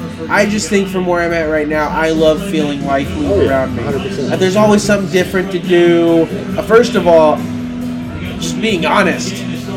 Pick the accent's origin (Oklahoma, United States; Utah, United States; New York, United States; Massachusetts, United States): Oklahoma, United States; Broken Arrow; I grew up in Broken Arrow